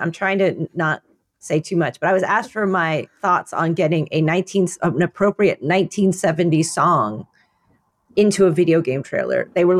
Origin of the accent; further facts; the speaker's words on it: New York, United States; from New York, and this has been Says Who.